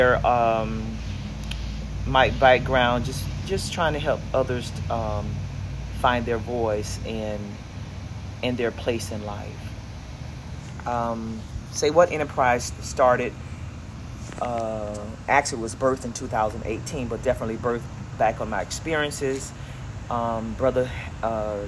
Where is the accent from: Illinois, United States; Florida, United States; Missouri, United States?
Florida, United States; Delray Beach; Born and raised in Delray Beach some almost 60 years ago